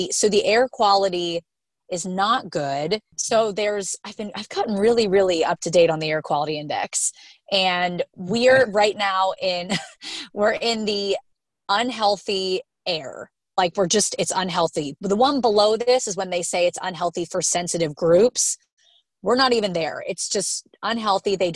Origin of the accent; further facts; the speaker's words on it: Pennsylvania, United States; moved away; I'm from Pennsylvania